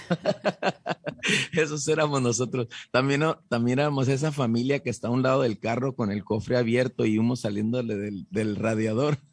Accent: Calexico, California, United States; moved away as an adult; also born or lived in San Diego; yo era un joven chicano ahí creciendo en... Eh, yo soy de Calexico, eh, California

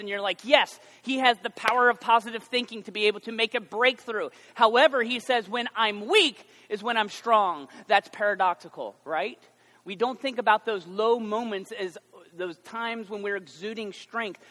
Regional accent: United States

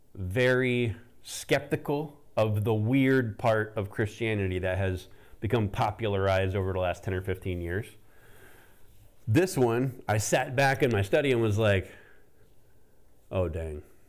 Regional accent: the South, United States; Growing up in the South

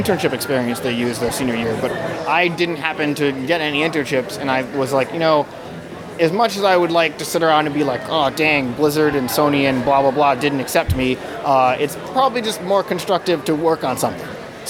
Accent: Boston, Massachusetts, United States; No, I'm from Boston.

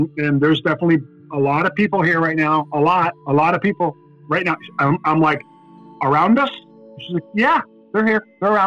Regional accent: Buffalo, New York, United States; We're in Buffalo, New York, my hometown.

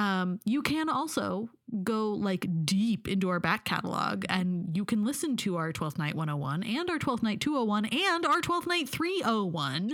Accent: Pacific Northwest, United States; I'm from the Pacific Northwest.

